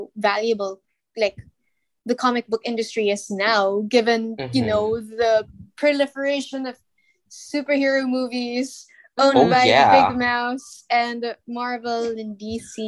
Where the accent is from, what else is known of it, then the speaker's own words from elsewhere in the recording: Philippines; we're from the Philippines.